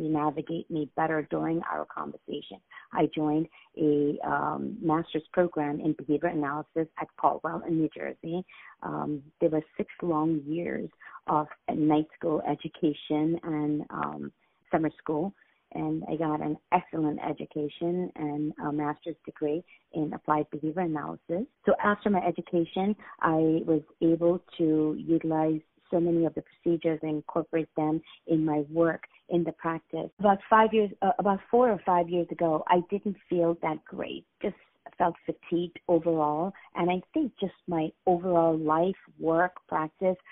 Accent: India; moved away as an adult; now in United States; I was born raised in India, and I moved to the United States in 1986.

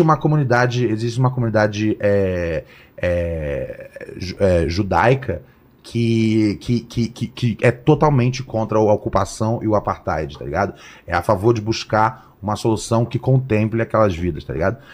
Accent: Brazil; eu sou do Brasil

